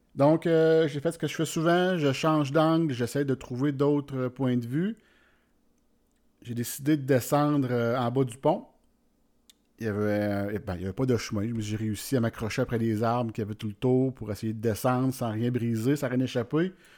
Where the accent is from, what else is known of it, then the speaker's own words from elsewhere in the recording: Warwick, Quebec, Canada; je viens du centre du Québec, de Warwick précisément tout près de Victoriaville puis de Drummondville.